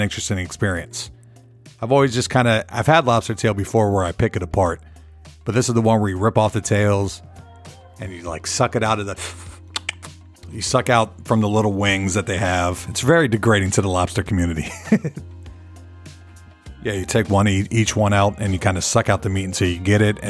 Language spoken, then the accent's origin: English; St. Petersburg, Florida, United States; moved away; my hometown, St. Petersburg, Florida.